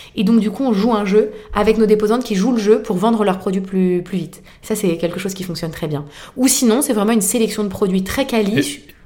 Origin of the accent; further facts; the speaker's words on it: Boulogne, France; nous faisons des brocantes dans ma ville natale qui est Boulogne